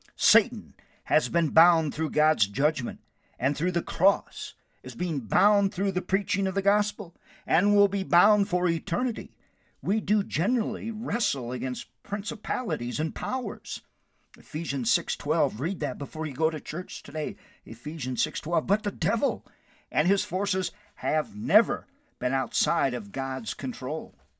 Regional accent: Windom, Minnesota, United States; now in Albuquerque, United States; My hometown is Wyndham, Minnesota, which I love so very much.

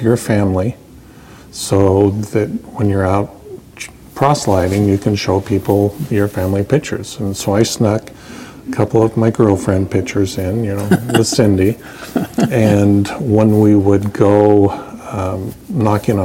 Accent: Nampa, Idaho, United States; I was born in Nampa, Idaho.

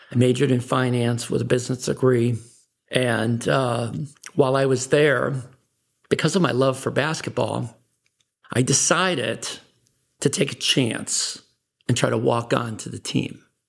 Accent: Chicago, Illinois, United States; I was born in Chicago, Illinois

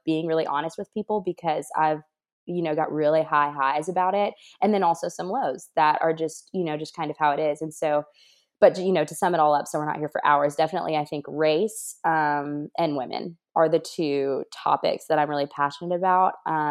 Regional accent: Alabama, United States; now in Washington, United States; people here, Alabama, that I'm from Alabama, because that's what I claim, because that's where my parents are. That's where my loved ones are. And that's my home.

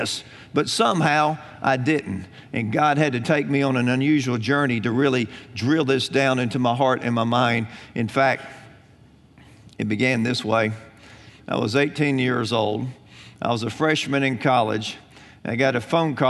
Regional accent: Alabama, United States; I grew up in Alabama.

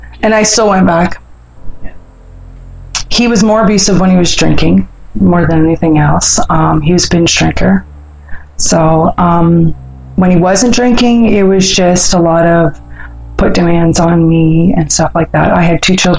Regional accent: Newmarket, Ontario, Canada; also born or lived in Thunder Bay, Ontario; now in Barrie, Canada; I moved up here to Newmarket, actually, when I was about 5 and a half, because all my family's there. It was some good stuff, some bad stuff growing up.

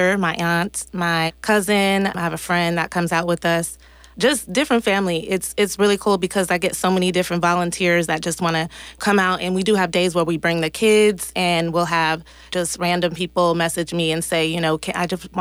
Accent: Richmond, California, United States; now in Antioch, United States; I'm originally from Richmond, California. I've been out here for about 22 years, though I came out here when I was like 13

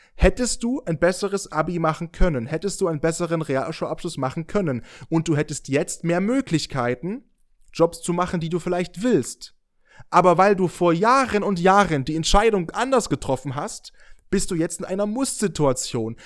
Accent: near Dresden, Saxony, Germany; now in Leipzig, Germany; Ich bin gerade mit dem Auto aus meiner Heimat gekommen, von der Nähe aus Dresden zurück nach Leipzig gefahren

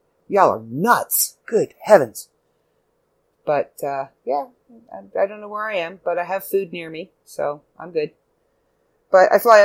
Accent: Canada; I'm Canadian

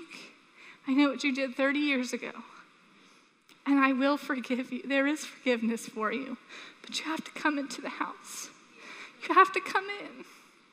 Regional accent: Sanford, United States; we were raised in Sanford

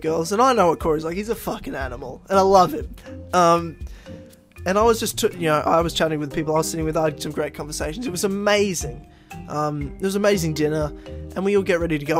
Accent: Queensland, Australia; from my home state

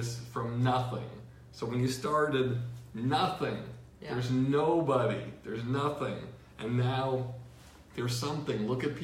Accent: Longmeadow, Massachusetts, United States; I grew up in Longmeadow, Massachusetts, which is an Indian word, means Jews live here.

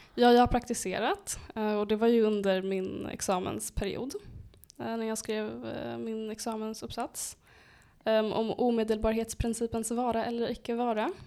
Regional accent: Uppsala, Uppsala County, Sweden; jag är född och uppvuxen i Flogsta

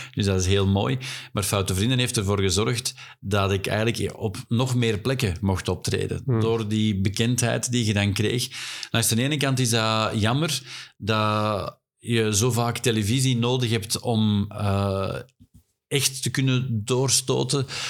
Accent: Flanders, Belgium; wij als Vlaming

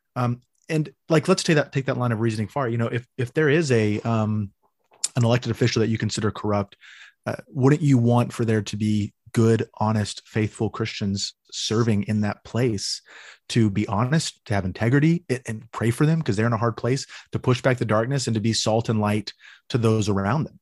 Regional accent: Amarillo, Texas, United States; born or raised there

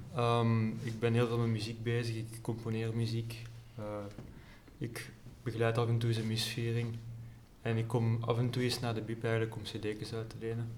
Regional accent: Herent, Flanders, Belgium; Ik ben van Herent. Ja. Dus net buiten Leuven

